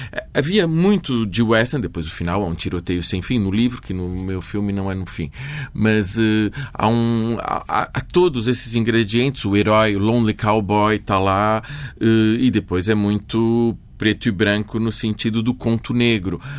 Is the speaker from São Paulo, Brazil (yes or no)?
yes; São Paulo, Brazil; now in Lisbon, Portugal; Eu nasci no Brasil. Em São Paulo? Em São Paulo.